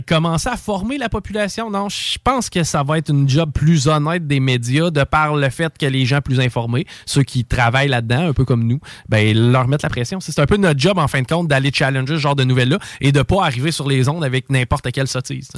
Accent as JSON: {"language": "French", "country": "Canada", "said": "en tant que Canadien"}